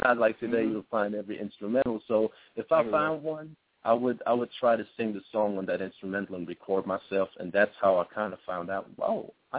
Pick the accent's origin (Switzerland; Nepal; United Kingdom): Switzerland; My home base is a beautiful country. But it's very small.